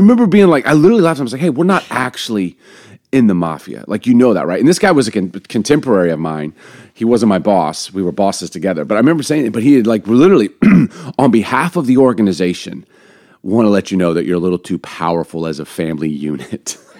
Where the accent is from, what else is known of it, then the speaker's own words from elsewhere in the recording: Baltimore, Maryland, United States; also born or lived in Chicago; I don't know if it's because I grew up in Baltimore, in Chicago.